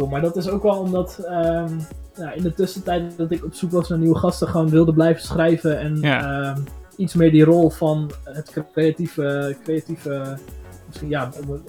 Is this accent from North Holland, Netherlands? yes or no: no; Zwolle, Overijssel, Netherlands; Eh, wij zijn viertal uit Zwolle.